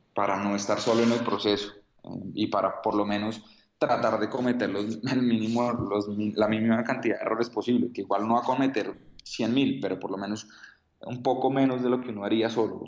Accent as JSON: {"language": "Spanish", "country": "Colombia", "said": "soy un emprendedor colombiano"}